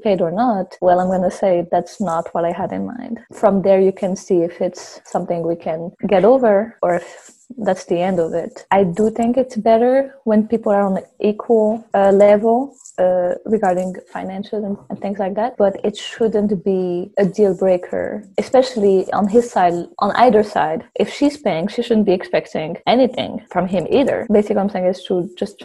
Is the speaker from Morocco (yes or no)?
yes; Morocco; also born or lived in France; now in Canada; I'm from Morocco